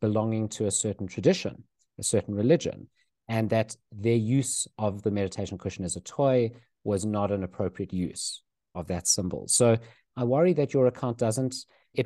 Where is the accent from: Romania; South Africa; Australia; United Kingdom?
South Africa; growing up in South Africa